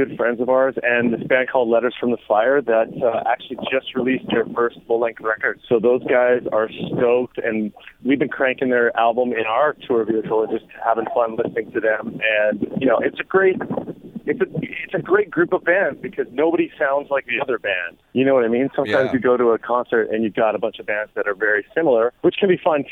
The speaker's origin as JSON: {"language": "English", "country": "Canada", "said": "being Canadian"}